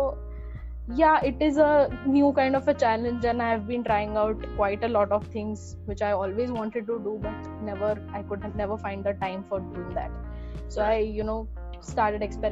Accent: Pune, Maharashtra, India; I am born and brought up in Pune

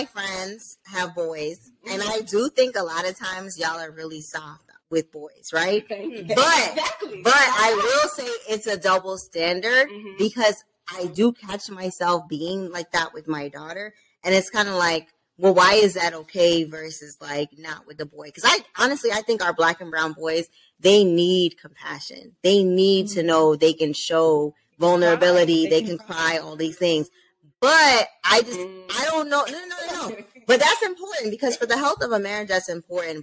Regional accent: Jamaica; I'm Jamaican

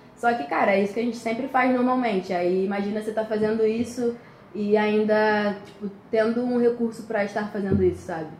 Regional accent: Rio de Janeiro, Brazil; sou daqui do Rio

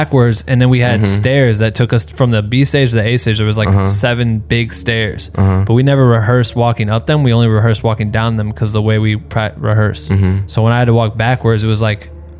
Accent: Iowa, United States

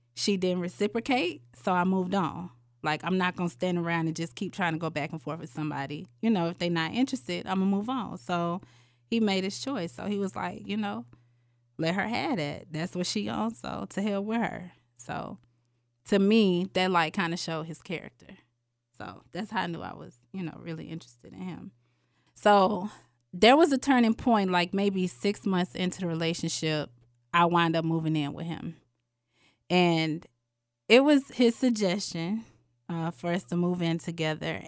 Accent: Atlanta, Georgia, United States; I am from Atlanta, Georgia

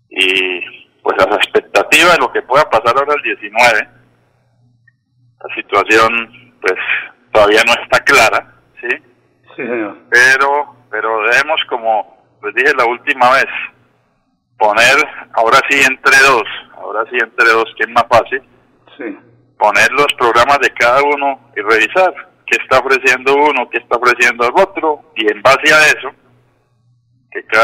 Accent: Bucaramanga, Santander, Colombia; yo me encuentro ya aquí en la ciudad bonita, en mi tierra, mi tierrita, Bucaramanga

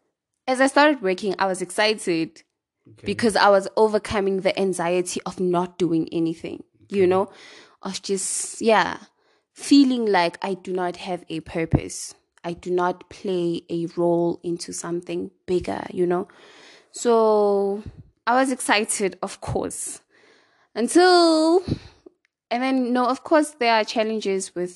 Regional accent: East Rand, Gauteng, South Africa; I'm from the East Rand

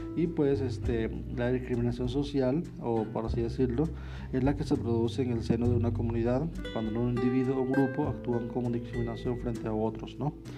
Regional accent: Venezuela; also born or lived in Panama; now in Mexico; soy de origen venezolano, actualmente vivo en México

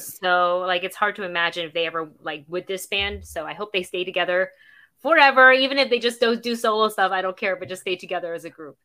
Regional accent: Florida, United States; as a Floridian

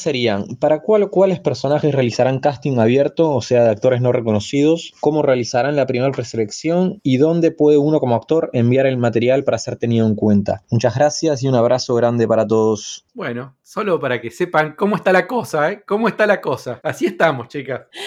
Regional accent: Montevideo, Uruguay; soy actor montevideano

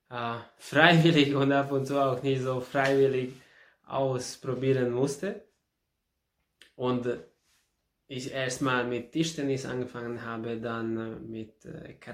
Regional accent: Ada, Vojvodina, Serbia; Und da in, in Serbien, in meiner Heimatstadt, in Ada, habe ich damit, äh, habe mich damit be beschäftigt.

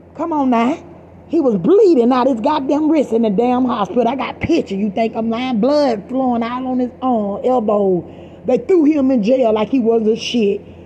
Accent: Georgia, United States; now in Stockton, United States; I'm the girl from Georgia.

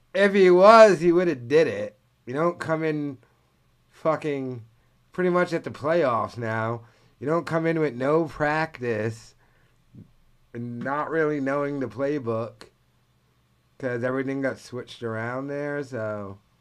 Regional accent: New England, United States; I'm from New England

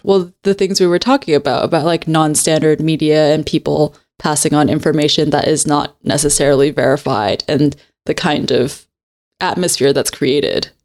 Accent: Hong Kong; Because I grew up in Hong Kong, but I grew up speaking English better than my Cantonese.

